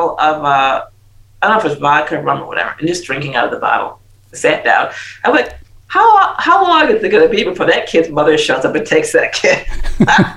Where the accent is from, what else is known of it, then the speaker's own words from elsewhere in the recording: United States; moved away; I'm American.